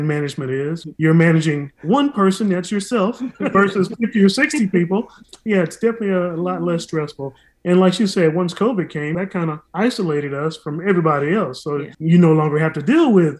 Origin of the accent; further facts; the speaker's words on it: Texas, United States; now in Atlanta, United States; I'm from Texas